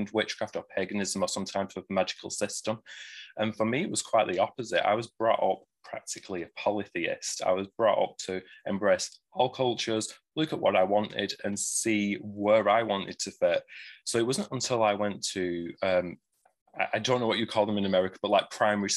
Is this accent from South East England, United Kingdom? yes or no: no; Greater Manchester, North West England, United Kingdom; I do have an accent. I'm from Greater Manchester, which is in the northwest of England